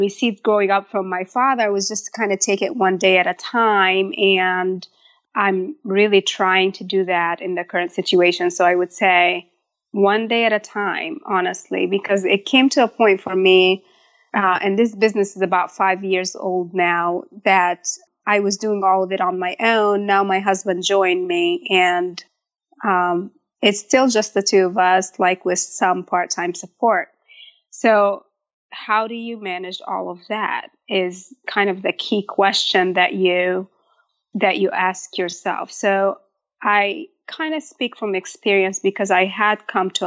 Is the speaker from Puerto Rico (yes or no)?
no; Egypt; moved away as an adult; also born or lived in Michigan, United States; now in United States; I was born and raised in Egypt. I probably moved to the States at age 18 to attend college in Michigan, and I got married and kind of just stayed.